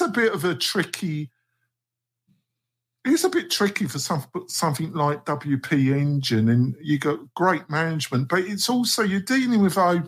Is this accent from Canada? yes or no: no; England, United Kingdom; also born or lived in United States; obviously I'm English and American, I'm a joint citizen, but for most of my adult life, I was in England, so I see myself as British